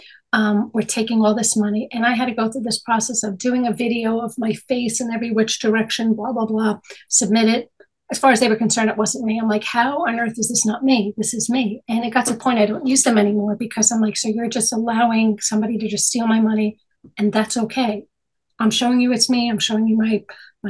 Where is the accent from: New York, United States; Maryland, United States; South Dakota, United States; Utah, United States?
New York, United States; I'm born and raised in New York, been here my whole life.